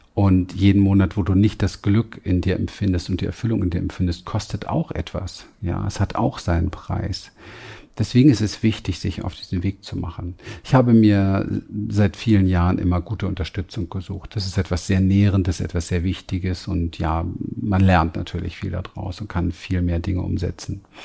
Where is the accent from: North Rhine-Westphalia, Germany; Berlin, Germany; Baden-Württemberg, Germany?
Berlin, Germany; ich bin groß geworden in Berlin, im Berliner Hinterhof.